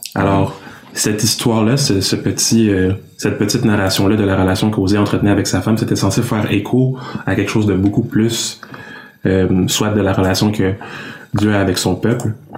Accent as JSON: {"language": "French", "region": "Quebec", "country": "Canada", "tie": "born or raised there", "said": "je suis né ici au Québec, mais j'ai des parents qui sont d'origine congolaise. Donc mes parents sont venus, ils ont immigré au Québec et ils ont eu les enfants ici que nous sommes"}